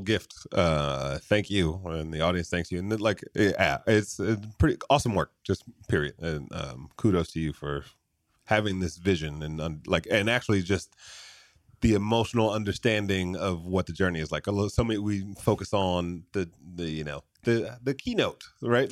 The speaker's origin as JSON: {"language": "English", "region": "Michigan", "country": "United States", "tie": "born or raised there", "moved": "yes", "said": "I grew up in Michigan"}